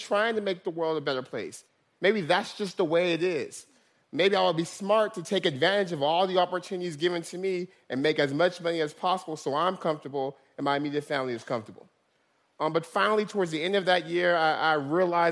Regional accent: Stockton, California, United States; Stockton's my hometown

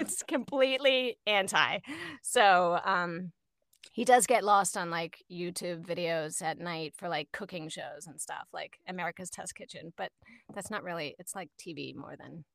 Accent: Falls Church, Virginia, United States; moved away; I grew up in Falls Church

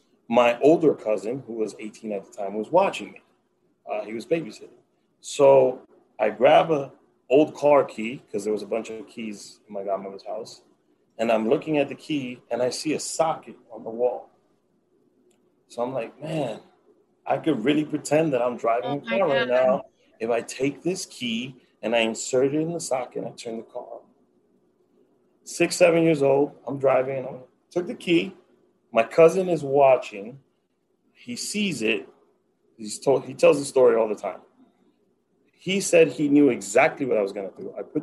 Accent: Dominican Republic; moved away; I grew up in the Dominican Republic

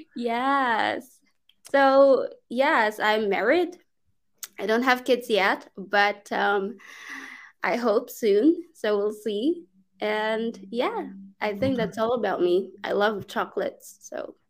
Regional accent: Philippines; English is a second language; moved away as an adult; also born or lived in China; now in Turkey; I'm from the Philippines originally, but I'm currently here in Turkey.

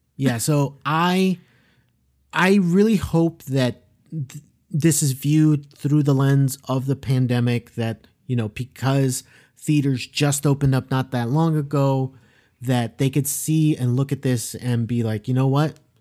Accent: South Florida, United States; growing up in South Florida because, yeah, like, we know a bunch of Hispanic people

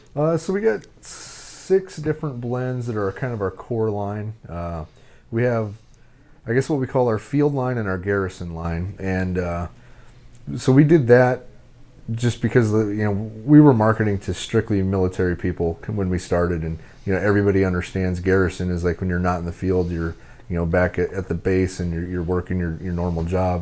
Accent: Nebraska, United States; I'm from Nebraska.

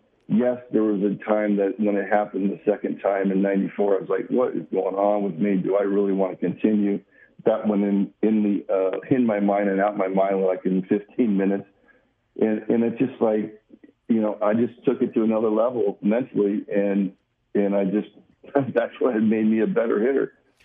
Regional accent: Southern California, United States; the California Angels, you know, my hometown, you know, 25 minutes from the stadium.

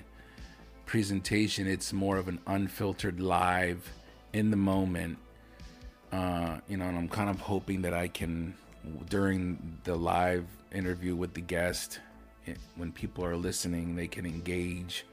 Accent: Lancaster, Pennsylvania, United States; moved away; we're both from Lancaster City. That's like my home

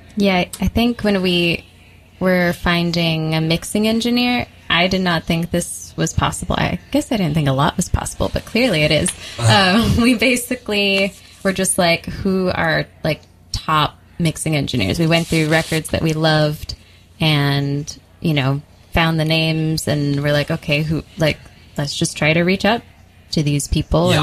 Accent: California, United States; now in Brooklyn, United States; We went back to California, um, to my hometown

